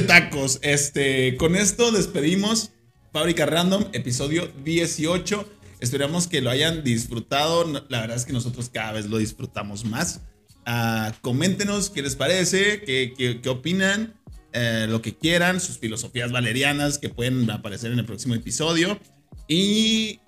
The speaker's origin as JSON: {"language": "Spanish", "country": "Mexico", "said": "uno como, como mexicano"}